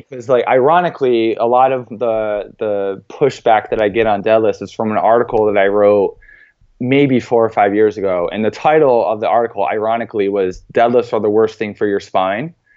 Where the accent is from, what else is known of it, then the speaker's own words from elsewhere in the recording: central New York, United States; Coming from a very small town in central New York